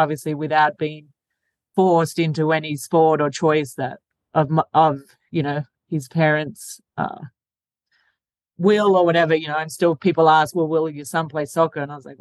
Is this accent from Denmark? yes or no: no; Australia; now in United States; I'm from Australia